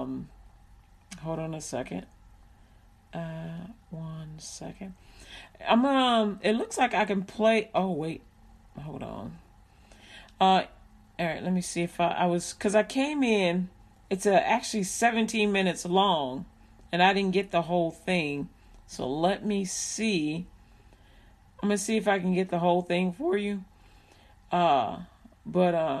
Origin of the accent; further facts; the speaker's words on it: Chicago, Illinois, United States; I grew up in Chicago